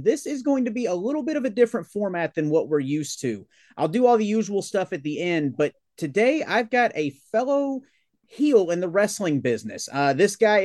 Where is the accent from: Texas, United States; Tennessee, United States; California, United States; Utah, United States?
Tennessee, United States; Tennessee, unfortunately